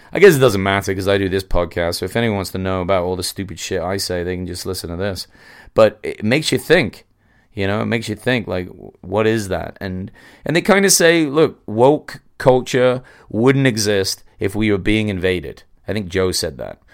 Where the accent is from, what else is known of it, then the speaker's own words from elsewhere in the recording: England, United Kingdom; now in United States; I'm English